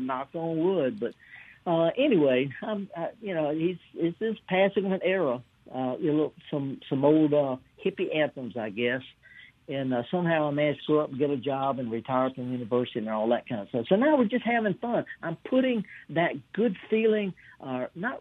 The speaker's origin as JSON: {"language": "English", "region": "the Mississippi Delta", "country": "United States", "said": "I'm from the Delta, 100 miles north of Jackson"}